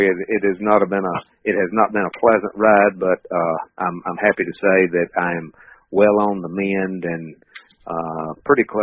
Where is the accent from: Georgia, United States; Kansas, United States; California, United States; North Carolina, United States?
North Carolina, United States; moved away as an adult; now in Knoxville, United States; I've been here for actually it'll be 21 years next month, and I'm originally from North Carolina, uh, 10th generation North Carolinian. All my family's still over there.